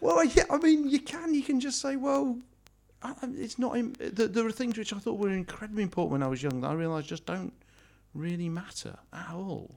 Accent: United Kingdom; I'm British

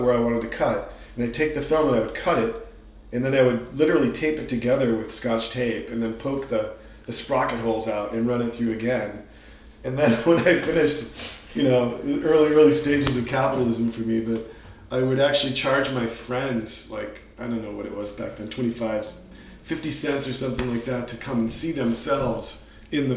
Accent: Eden Prairie, Minnesota, United States; now in San Francisco, United States; a little suburb just west of Minneapolis called Eden Prairie

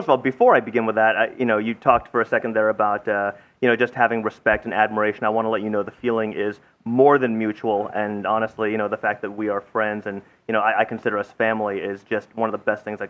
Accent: San Diego, California, United States; moved away; also born or lived in Japan; I grew up in San Diego, which is in the southwest of the United States in a state called California.

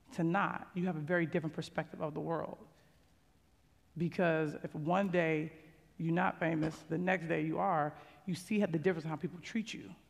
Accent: Chicago, Illinois, United States; And I'm from Chicago. You know, I got a single parent

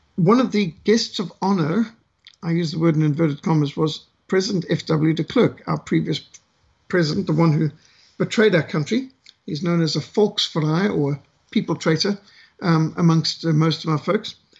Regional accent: Bulawayo, Zimbabwe; growing up in Rhodesia

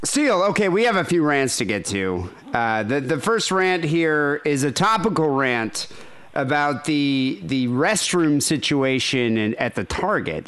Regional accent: Michigan, United States; I'm from Michigan

